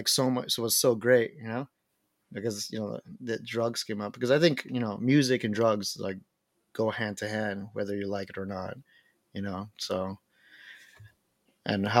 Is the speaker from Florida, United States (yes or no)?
yes; Miami, Florida, United States; I was born and raised in Miami